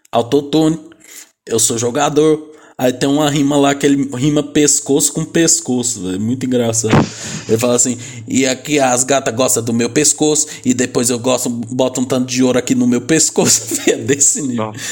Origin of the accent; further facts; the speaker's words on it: Northeast Region, Brazil; Eu sou do Nordeste, ele é do Sul.